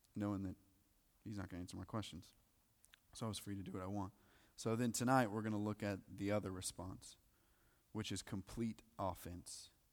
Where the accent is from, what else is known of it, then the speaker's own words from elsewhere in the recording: the South, United States; you go to church, for sure, 'cause we're from the South